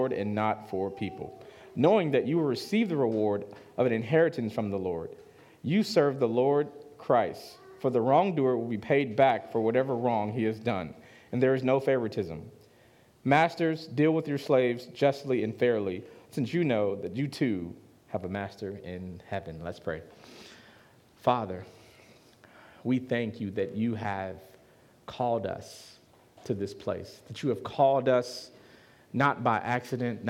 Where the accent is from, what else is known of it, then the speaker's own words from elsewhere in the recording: Chicago, Illinois, United States; I'm from Chicago.